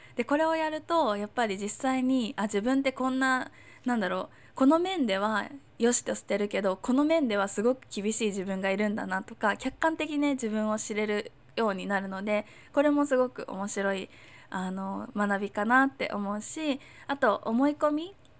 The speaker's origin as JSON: {"language": "Japanese", "region": "Chiba", "country": "Japan", "tie": "born or raised there", "also_born_or_lived": "Tokyo / Hong Kong", "moved": "yes", "lives_now": "Miyakojima, Japan", "said": "私は千葉とかに生まれて、千葉に生まれて、東京とかに住んで、香港とかにもいた"}